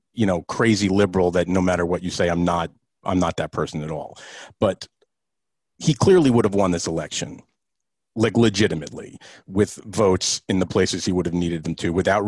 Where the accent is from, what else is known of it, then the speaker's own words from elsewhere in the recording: Montvale, New Jersey, United States; also born or lived in Saddle River, New Jersey; No, because Montvale, I grew up, you know, Tice's Farm in Lucas Lake? So I grew up right around the corner